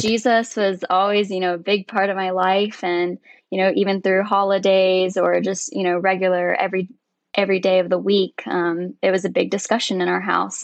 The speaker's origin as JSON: {"language": "English", "town": "Woodstock", "region": "Georgia", "country": "United States", "tie": "born or raised there", "moved": "as an adult", "lives_now": "Roanoke, United States", "said": "I was actually born and raised in Woodstock, Georgia."}